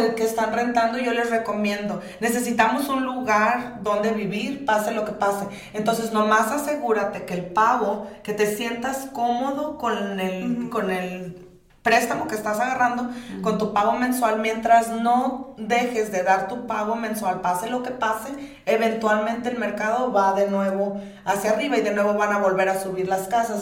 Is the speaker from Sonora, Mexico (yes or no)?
yes; Sonora, Mexico; also born or lived in Sinaloa; somos criados en Sonora